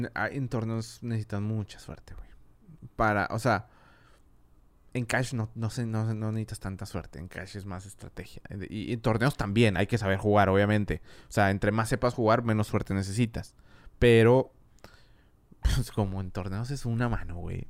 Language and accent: Spanish; Monterrey, Nuevo León, Mexico; also born or lived in Madrid, Spain; yo soy de aquí, de Monterrey